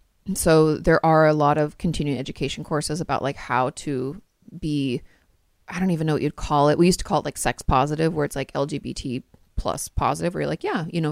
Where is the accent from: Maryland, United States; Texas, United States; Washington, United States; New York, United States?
Washington, United States; And I grew up in Washington State. Hello, grunge.